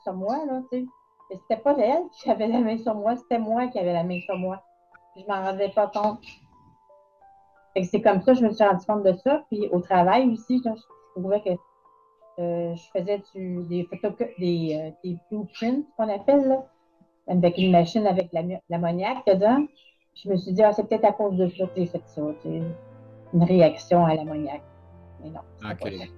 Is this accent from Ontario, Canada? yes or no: no; Sherbrooke, Quebec, Canada; moved away as an adult; now in Montreal, Canada; je suis originaire de Sherbrooke